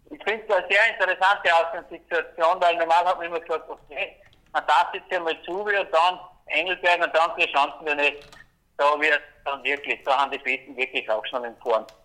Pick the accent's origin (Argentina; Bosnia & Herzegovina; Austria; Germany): Austria; wünschen darf ich mir natürlich dass als Österreicher, dass der Kunde drinnen bleibt im Programm